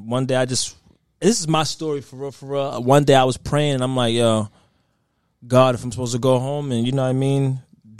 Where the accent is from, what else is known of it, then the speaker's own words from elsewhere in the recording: Boston, Massachusetts, United States; I'm from Roxbury in Boston